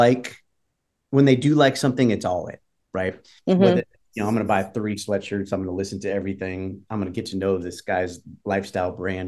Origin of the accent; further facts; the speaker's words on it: Detroit, Michigan, United States; now in Nashville, United States; I'm from Detroit